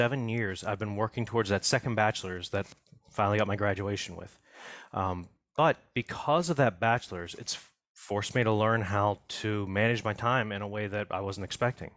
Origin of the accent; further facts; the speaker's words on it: Manorville, Pennsylvania, United States; I am actually from a very small town northeast of Pittsburgh by about 45 minutes. It's called Manorville